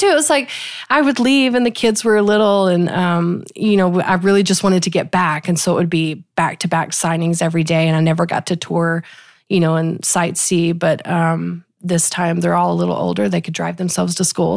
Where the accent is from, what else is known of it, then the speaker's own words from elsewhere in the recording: small Texas town, United States; I actually live where I grew up, um, on the same land where I grew up.